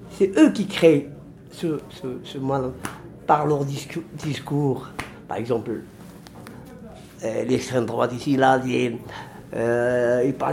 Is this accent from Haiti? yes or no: no; near the Algerian border, Oriental, Morocco; moved away as an adult; now in France; Ça existe chez nous, au Maroc. Par rapport à nous, tu sais, par exemple, moi, j'habite à la frontière algérienne.